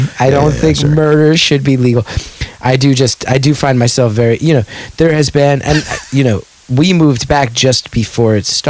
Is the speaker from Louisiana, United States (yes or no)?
no; West Orange, New Jersey, United States; I grew up in West Orange.